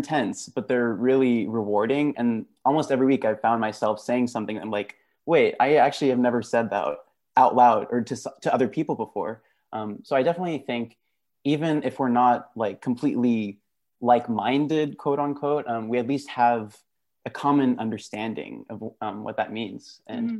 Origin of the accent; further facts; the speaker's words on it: Dallas, Texas, United States; moved away as an adult; also born or lived in Gujarat (ancestry); now in Stanford, United States; I am Gujarati, a second generation immigrant, actually originally from Texas, from the Dallas area